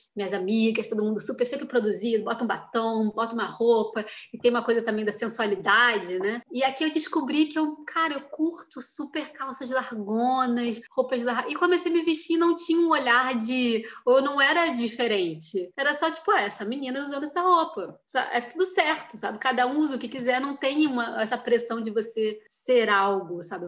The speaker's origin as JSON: {"language": "Portuguese", "country": "Brazil", "also_born_or_lived": "Europe", "moved": "yes"}